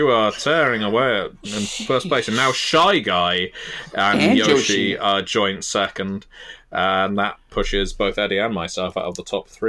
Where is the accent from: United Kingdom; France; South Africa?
United Kingdom; I'm going to put it down to being British.